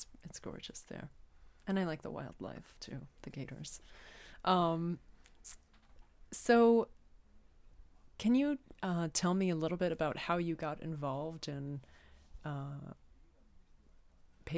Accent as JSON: {"language": "English", "area": "Gulf Coast", "region": "Florida", "country": "United States", "tie": "born or raised there", "said": "I grew up in Florida and, on the Gulf Coast, 2 hours south of Tampa."}